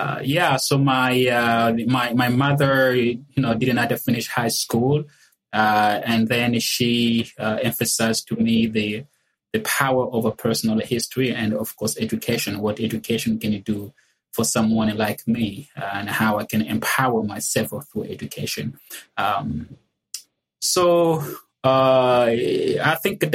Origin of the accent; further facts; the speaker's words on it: Republic of the Congo; moved away; I was born and raised in the Republic of the Congo, which happens to be a French colony.